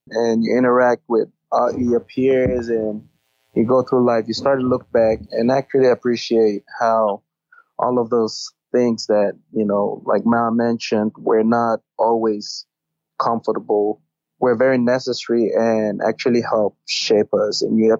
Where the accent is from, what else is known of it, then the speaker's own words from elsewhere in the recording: United States; I think just growing up in America and seeing dynamics out here, you start to realize that a lot